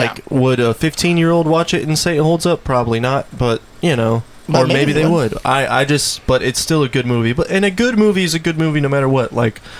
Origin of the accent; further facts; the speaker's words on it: United States; we're from America